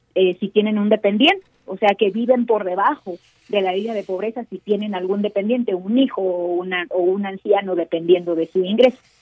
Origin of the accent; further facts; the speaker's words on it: Mexico; soy mexicana